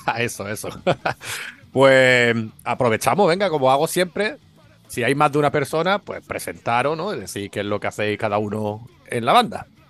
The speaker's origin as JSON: {"language": "Spanish", "town": "Málaga", "region": "Andalusia", "country": "Spain", "said": "yo desde aquí, como malagueño"}